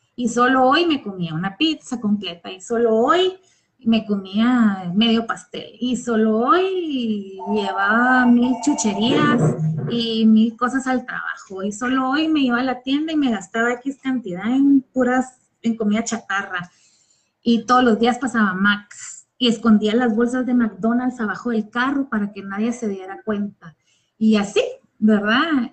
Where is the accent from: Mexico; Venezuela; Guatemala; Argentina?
Guatemala; soy guatemalteca y resido en Guatemala